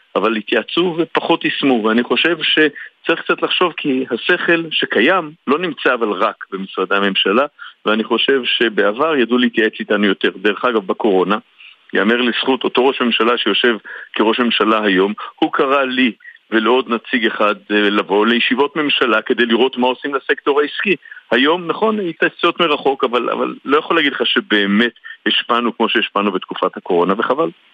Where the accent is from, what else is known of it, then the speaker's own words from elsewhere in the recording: Tel Aviv, Tel Aviv District, Israel; אני תל אביבי, וכמו כאן מסתובב לא מעט בעיר